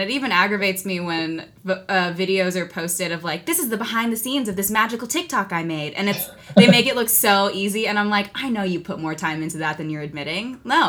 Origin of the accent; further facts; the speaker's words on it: Philippines; Yeah, I think because so few roles are written to be Filipino, I'm kind of grouped in with either the Latino community or with the Asian community.